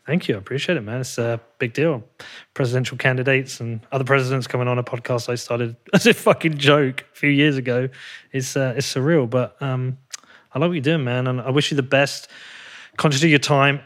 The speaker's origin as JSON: {"language": "English", "country": "United Kingdom", "moved": "yes", "said": "I'm actually a British person"}